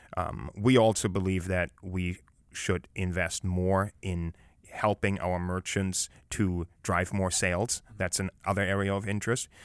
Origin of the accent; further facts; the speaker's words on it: Germany; now in United States; growing up in Europe and growing up in Germany